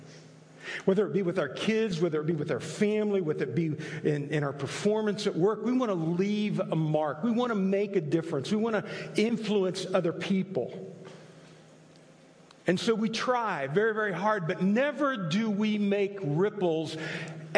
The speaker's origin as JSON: {"language": "English", "country": "Italy", "tie": "born or raised there", "moved": "yes", "said": "I grew up in Italy"}